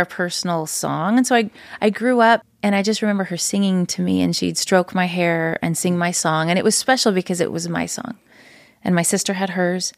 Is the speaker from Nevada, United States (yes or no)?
yes; Reno, Nevada, United States; moved away as an adult; now in Utah, United States; From Reno, Nevada. So I was born and raised there.